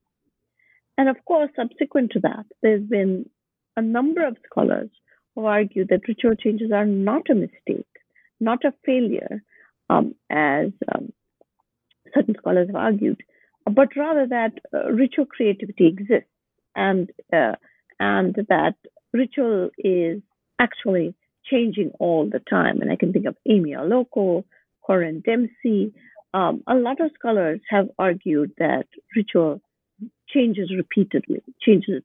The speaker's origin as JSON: {"language": "English", "town": "Bangalore", "region": "Karnataka", "country": "India", "tie": "born or raised there", "also_born_or_lived": "Boston", "moved": "as an adult", "said": "My hometown is Bangalore."}